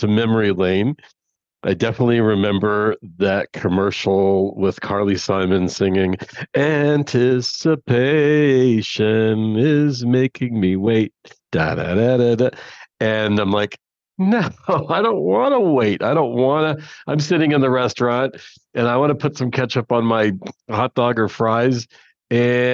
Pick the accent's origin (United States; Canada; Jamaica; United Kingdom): Canada; I am Canadian